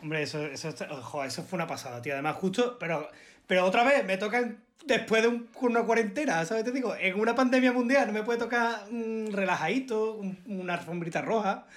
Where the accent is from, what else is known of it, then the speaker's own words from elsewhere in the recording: Málaga, Andalusia, Spain; accent: malagueño; yo a todos lados digo, que soy de Málaga